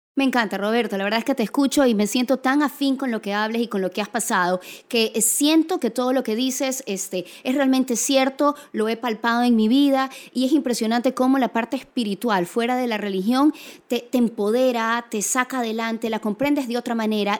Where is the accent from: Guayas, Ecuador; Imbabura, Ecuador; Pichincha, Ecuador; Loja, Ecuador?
Guayas, Ecuador; Guayaquil; Soy guayaquileña